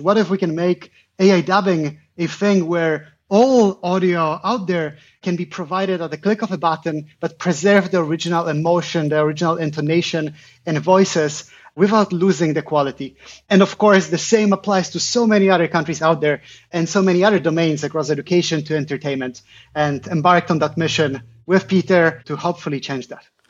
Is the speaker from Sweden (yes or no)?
no; Poland; I'm originally from Poland